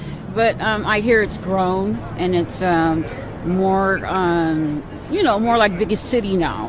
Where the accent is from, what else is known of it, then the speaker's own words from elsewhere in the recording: California, United States; I'm from California.